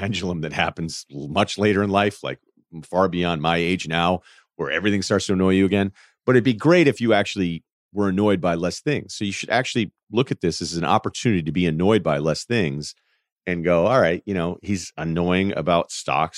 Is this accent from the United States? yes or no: yes; Northeast, United States; I'm from the Northeast, and there weren't many ranchers coming out of Phillips Andover